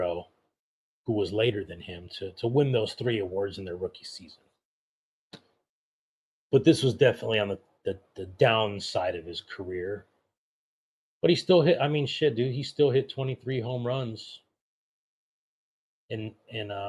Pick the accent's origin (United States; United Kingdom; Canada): United States; Monrovia, California; my hometown of Monrovia, California